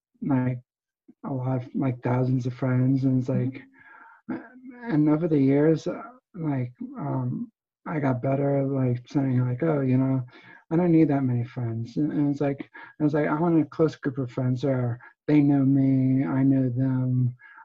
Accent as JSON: {"language": "English", "region": "New Jersey", "country": "United States", "moved": "yes", "lives_now": "Pennsylvania, United States", "said": "I was originally from New Jersey, and now I'm in Pennsylvania"}